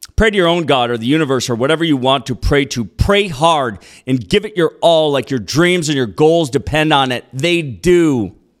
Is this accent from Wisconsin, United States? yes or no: no; Minneapolis, Minnesota, United States; moved away; also born or lived in Austin / Los Angeles; Just a city boy. Born and raised in Minneapolis